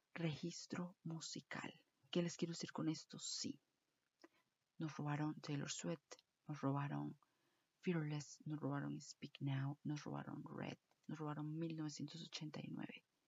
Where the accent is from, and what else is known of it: Costa Rica